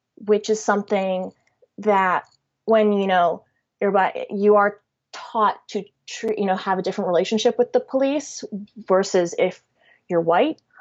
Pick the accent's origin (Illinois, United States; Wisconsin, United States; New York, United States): Illinois, United States; Chicago; I'm biracial and I'm from Chicago